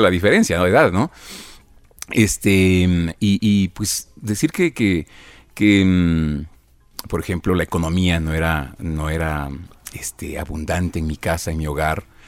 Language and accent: Spanish; Conocoto, Pichincha, Ecuador; Yo, nací en Conocoto, en el Valle de los Chillos